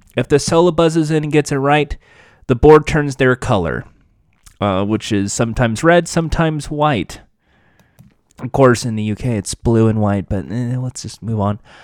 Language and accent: English; United States; 'cause I'm American